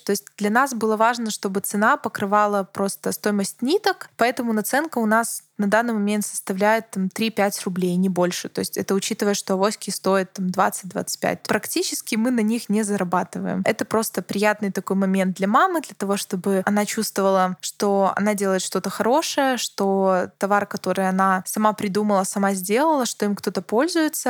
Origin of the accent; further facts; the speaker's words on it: Baranovichi, Brest Region, Belarus; я родилась в Барановичах и жила в Барановичах